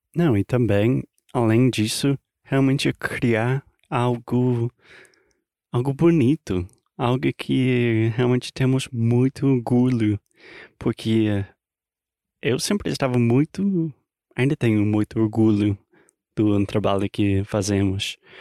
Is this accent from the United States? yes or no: yes; United States; Portuguese is a second language; moved away; also born or lived in Brazil; I'm an American learning Brazilian Portuguese